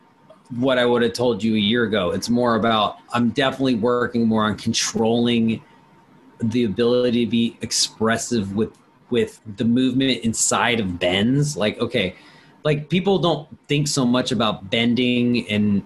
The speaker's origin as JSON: {"language": "English", "town": "Washington", "region": "District of Columbia", "country": "United States", "tie": "born or raised there", "said": "I'm from Washington, D.C. I grew up around it"}